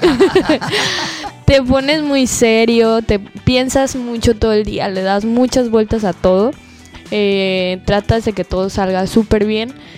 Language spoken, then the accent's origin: Spanish; Guadalajara, Jalisco, Mexico; moved away as an adult; now in Cancún, Mexico; vengo de Guadalajara pero ya llevo cuatro años viviendo aquí en Cancún